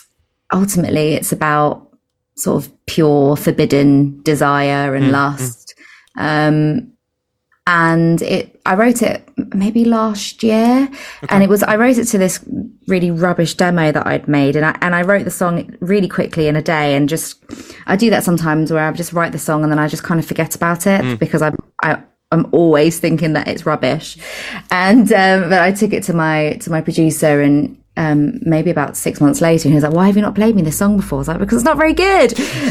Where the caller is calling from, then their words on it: Brighton, South East England, United Kingdom; So I'm calling from East Sussex at the moment.